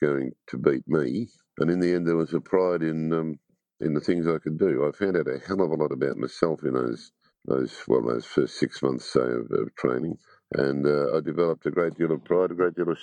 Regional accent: Longwarry, Victoria, Australia; I grew up on a dairy farm at Longwarri, about 60k east of Melbourne.

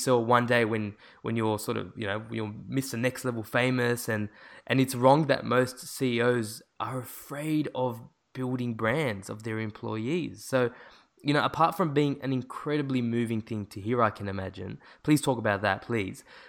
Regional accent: Sydney, New South Wales, Australia; I'm from Sydney

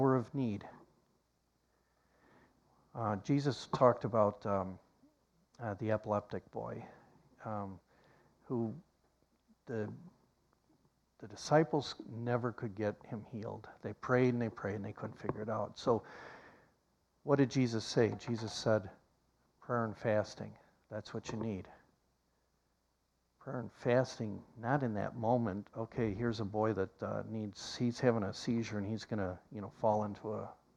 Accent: Iowa, United States; now in Oklahoma, United States; my home state of Iowa

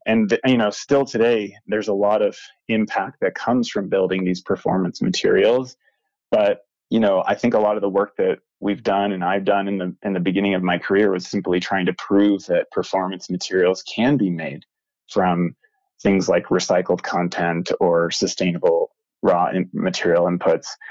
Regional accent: North Carolina, United States; moved away as an adult; now in Bozeman, United States; I grew up in North Carolina.

